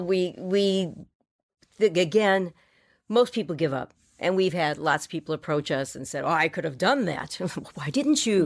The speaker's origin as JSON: {"language": "English", "town": "Miami", "region": "Florida", "country": "United States", "moved": "as an adult", "said": "I come off the boat from Miami"}